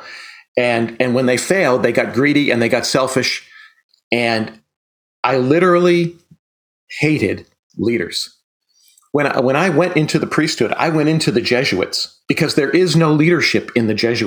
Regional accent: western Massachusetts, United States; I grew up here in Massachusetts

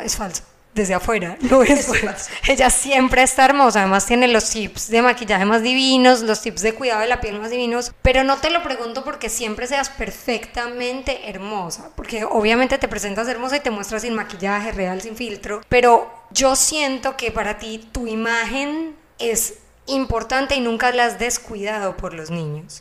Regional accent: Medellín, Antioquia, Colombia; accent: Paisa; Carolina obviamente es colombiana, como yo, somos de Medellín

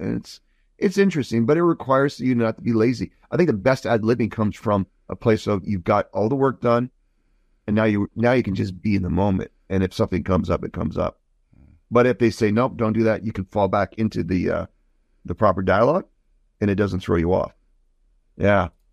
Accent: Croatia; I'm from Croatia

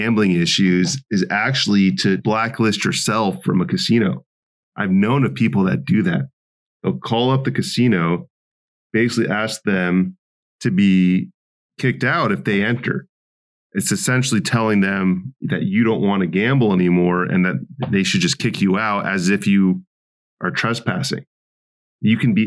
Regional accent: Las Vegas, Nevada, United States; also born or lived in Brooklyn; I grew up in Vegas.

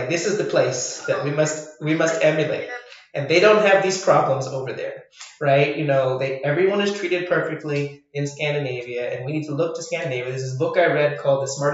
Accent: Ireland; also born or lived in France / Asia; as an Irish person

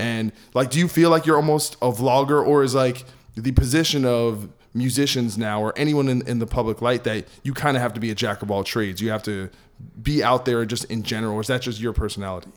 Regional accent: New Jersey, United States; I'm from New Jersey

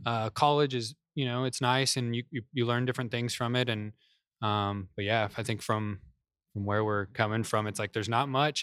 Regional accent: Kansas, United States; moved away as an adult; also born or lived in California; now in Dallas, United States; we got transferred to Kansas mm-hmm. when I was like four or five

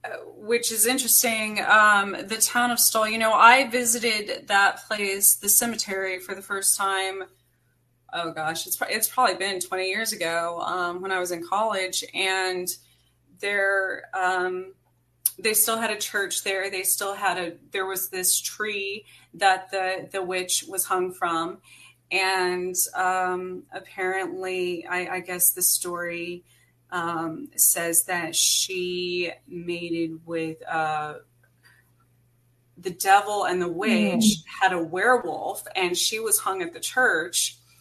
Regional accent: New Mexico, United States; I was born outside of Roswell, New Mexico. So it's something that has always been in my life, you know. And I grew up in the mountains in New Mexico, where in the Gila Wilderness.

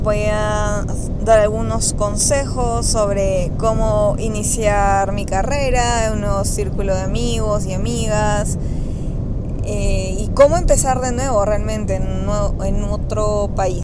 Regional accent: Peru; moved away as an adult; now in Spain; soy de Perú, pero me vine a vivir a España por amor

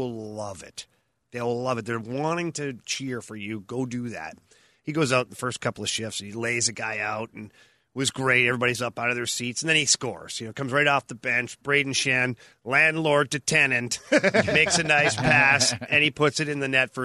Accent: Canada; now in United States; I'm Canadian.

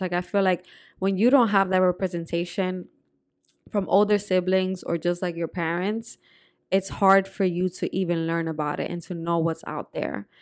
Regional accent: New Jersey, United States; also born or lived in Dominican Republic / Puerto Rico; growing up in Jersey was also very different

